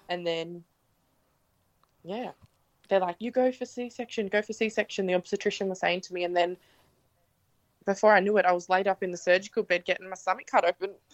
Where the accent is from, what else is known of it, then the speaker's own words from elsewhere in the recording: Gerringong, New South Wales, Australia; I'm from Gerringong, New South Wales